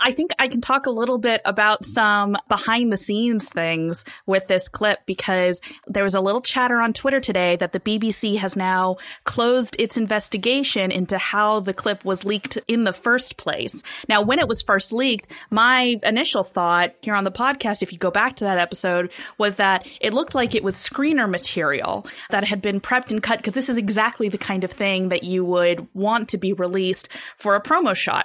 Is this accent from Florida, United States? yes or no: no; California, United States; my home state of California